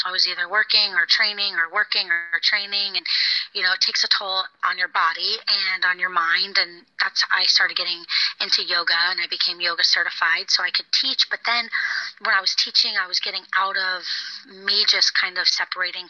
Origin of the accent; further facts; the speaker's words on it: Florida, United States; moved away as an adult; I grew up in Florida, so I moved far away